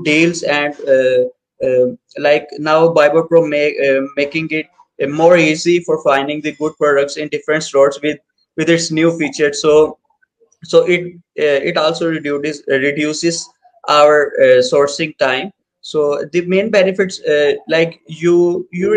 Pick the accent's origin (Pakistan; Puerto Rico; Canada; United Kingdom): Pakistan; from Pakistan